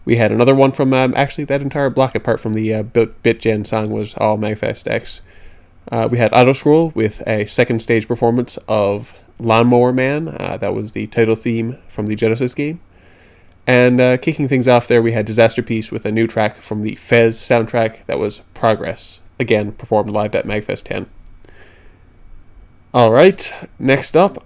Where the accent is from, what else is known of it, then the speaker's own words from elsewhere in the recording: Milltown, Newfoundland and Labrador, Canada; also born or lived in St. John's, Newfoundland; now in Ottawa, Canada; my hometown